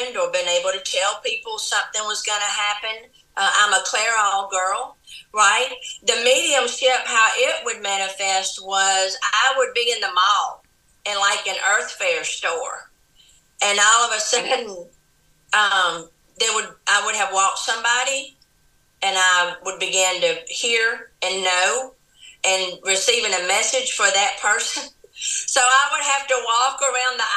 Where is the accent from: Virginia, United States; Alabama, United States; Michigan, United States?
Alabama, United States; Andalusia; I grew up in a small town in South Alabama called Andalusia, Alabama